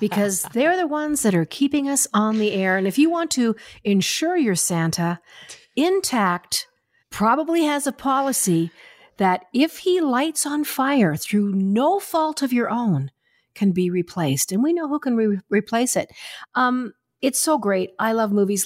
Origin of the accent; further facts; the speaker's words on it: Springbank, Alberta, Canada; moved away as an adult; also born or lived in Vancouver; I was from Springbank, Alberta